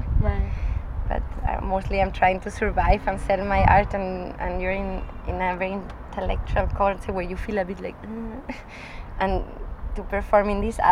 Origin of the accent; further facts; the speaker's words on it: Spain; accent: northern Spanish; moved away as an adult; also born or lived in Graz, Austria / Scotland; now in Vienna, Austria; I'm from Spain, but my mother is Austrian, and I grew up in Spain. But I live in Austria